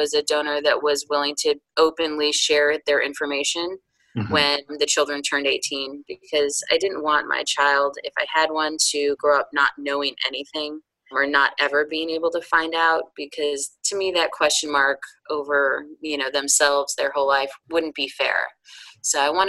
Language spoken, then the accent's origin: English; outside of Chicago, Illinois, United States; moved away as an adult; also born or lived in upstate New York; now in North Carolina, United States; spent my formative years outside of Chicago